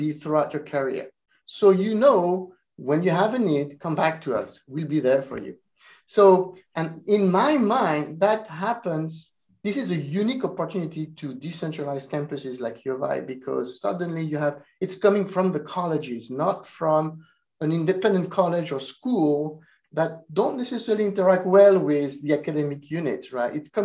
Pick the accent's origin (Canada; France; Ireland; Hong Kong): France; also born or lived in Italy; now in Urbana-Champaign, United States; I was born in Italy, I grew up in France